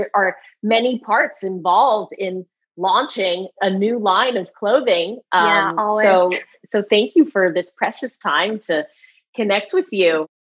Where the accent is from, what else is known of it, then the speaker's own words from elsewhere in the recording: East Coast, United States; moved away as an adult; now in California, United States; I'm originally from the East Coast. But okay, but I've been in California for about 9 years now